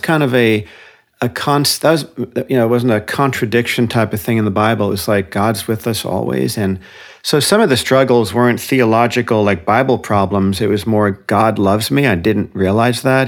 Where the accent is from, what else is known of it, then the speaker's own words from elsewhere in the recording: Paramus, New Jersey, United States; moved away as an adult; also born or lived in London, England; now in Santa Cruz, United States; I was raised in Paramus, New Jersey, which is a suburb of New York City.